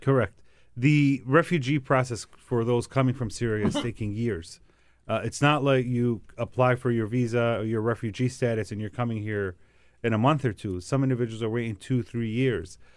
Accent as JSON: {"language": "English", "town": "Dearborn", "region": "Michigan", "country": "United States", "tie": "born or raised there", "said": "my hometown of Dearborn, which has the largest, Dearborn, Michigan"}